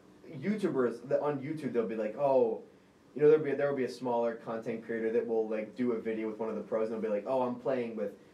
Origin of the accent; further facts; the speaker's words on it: New Kent, Virginia, United States; I'm from New Kent.